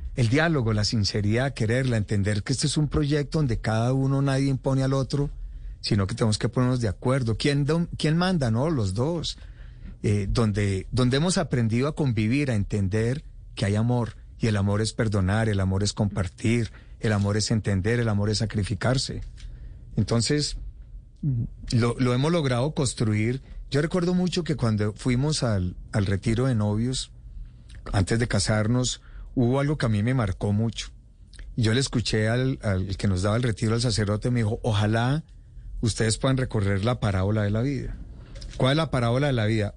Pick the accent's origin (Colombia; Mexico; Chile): Colombia; Pensilvania, Caldas; concejal de mi pueblo Pensilvania